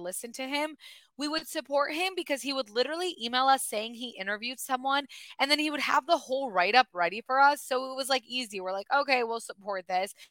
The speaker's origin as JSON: {"language": "English", "region": "Michigan", "country": "United States", "said": "we're two girls from Michigan"}